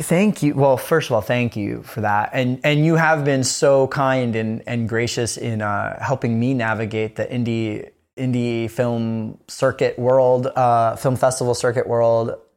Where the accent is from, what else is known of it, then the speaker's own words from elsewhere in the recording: Kona, Hawaii, United States; I'm from Kona, Hawaii.